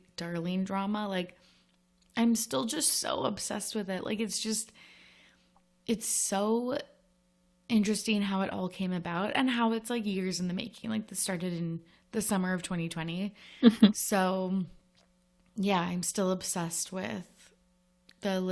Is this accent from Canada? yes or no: yes; Canada; we're Canadian